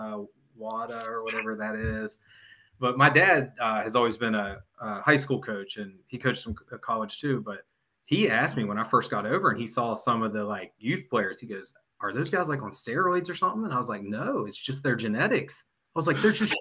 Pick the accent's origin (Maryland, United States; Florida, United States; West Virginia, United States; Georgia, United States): West Virginia, United States; I'm from West Virginia, so you got to imagine all the jabs I've gotten in life